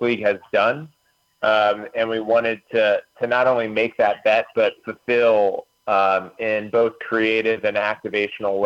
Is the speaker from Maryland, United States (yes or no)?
yes; Maryland, United States; growing up in the Free State